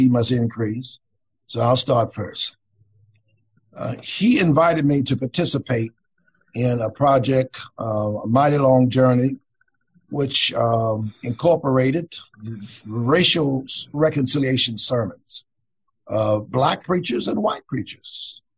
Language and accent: English; Knoxville, Tennessee, United States; moved away; I was born in Knoxville, Tennessee